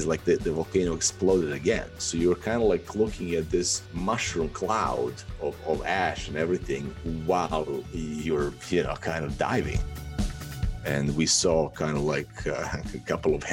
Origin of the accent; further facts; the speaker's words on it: Serbia; moved away as an adult; also born or lived in Athens, Greece; now in Bali, Indonesia; I was born in Yugoslavia